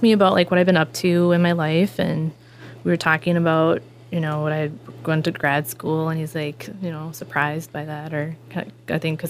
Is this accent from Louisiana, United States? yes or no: no; Madelia, Minnesota, United States; also born or lived in Colorado; my faith in who I am growing up from the small town and being from a local, from Medelia